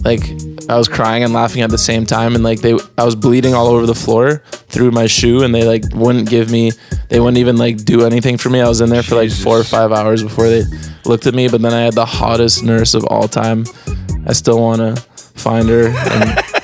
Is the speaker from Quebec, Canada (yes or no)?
yes; Montreal, Quebec, Canada; moved away; also born or lived in Toronto; I grew up in Montreal